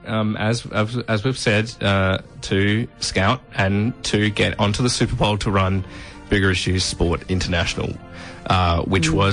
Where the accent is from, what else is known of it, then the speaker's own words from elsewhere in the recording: Adelaide, South Australia, Australia; So I did meet an Aussie who told me that my accent uh, sounded like a, a, British accent because I was from Adelaide.